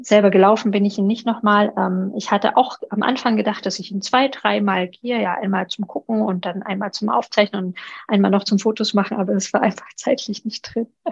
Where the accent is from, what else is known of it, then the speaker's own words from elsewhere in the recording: Thuringia, Germany; moved away; also born or lived in Allgäu / Chiemgau; Thüringen ist meine Heimat